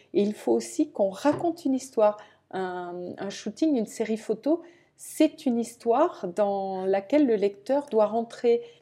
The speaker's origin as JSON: {"language": "French", "town": "Toulouse", "region": "Occitania", "country": "France", "moved": "yes", "said": "je viens de Toulouse"}